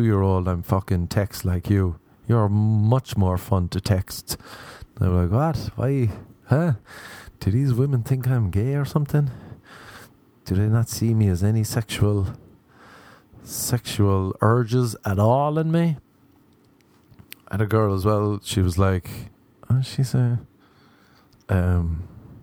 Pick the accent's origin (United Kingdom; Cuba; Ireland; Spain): Ireland; now in Los Angeles, United States; I am Irish